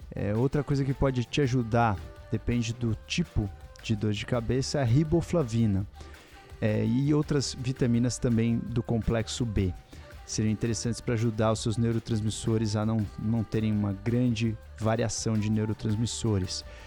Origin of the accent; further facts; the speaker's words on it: Minas Gerais, Brazil; Eu sou mineira